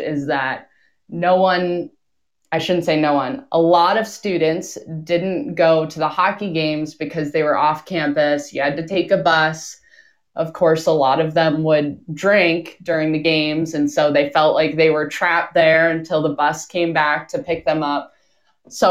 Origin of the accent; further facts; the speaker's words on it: Minnesota, United States; now in Utah, United States; Growing up in Minnesota